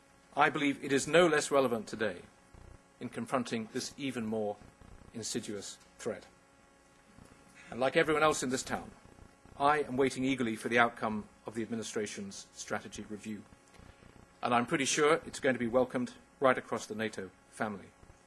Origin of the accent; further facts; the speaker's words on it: United Kingdom; I am asking over 8,000 brave young men and women who wear the uniform of my country to pay the ultimate price in the service of the United Kingdom.